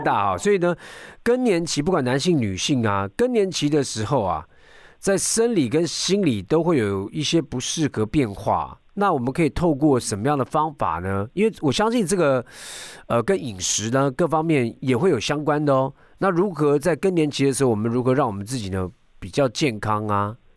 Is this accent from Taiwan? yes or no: yes; Taiwan; 我们台湾人好像还蛮多人喜欢小酌啦